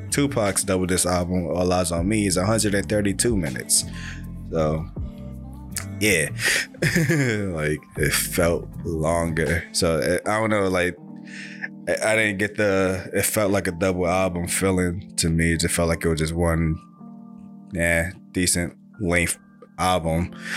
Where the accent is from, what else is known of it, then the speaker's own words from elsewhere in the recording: New York City, New York, United States; we're all from Brooklyn